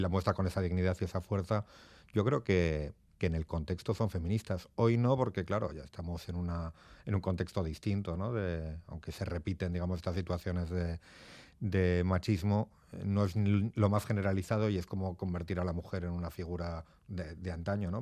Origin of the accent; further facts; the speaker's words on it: Portugalete, Basque Country, Spain; moved away as an adult; also born or lived in Barakaldo; now in Madrid, Spain; nací en Baracaldo como todos los de aquí, en Cruces, pero soy de Portugalete